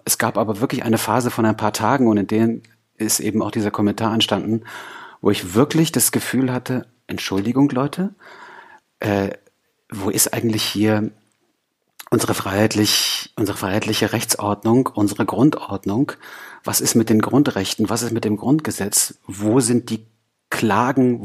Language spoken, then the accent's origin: German; East Germany, Germany; als Ossi-Kind